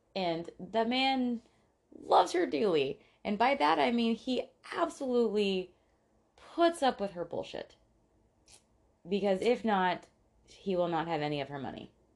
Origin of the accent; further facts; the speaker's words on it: Tampa, Florida, United States; when we grew up in Tampa